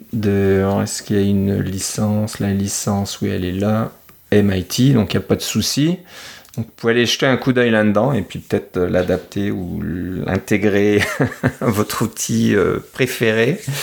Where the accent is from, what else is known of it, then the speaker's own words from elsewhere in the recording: France; en, tant que Français